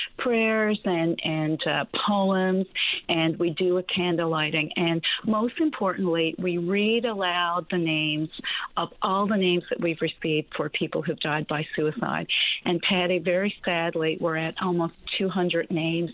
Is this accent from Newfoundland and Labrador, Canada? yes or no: yes; Cape Broyle, Newfoundland and Labrador, Canada; I grew up in Cape Royal in a wonderful, loving, warm home